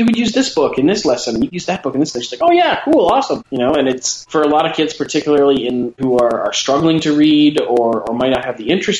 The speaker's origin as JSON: {"language": "English", "country": "Canada", "said": "We're Canadian"}